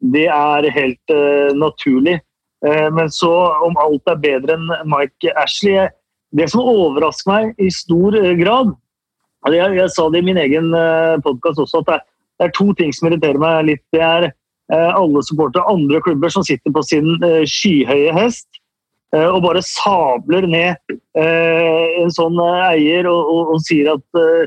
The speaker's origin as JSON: {"language": "Norwegian", "country": "Norway", "said": "oss norske supportere"}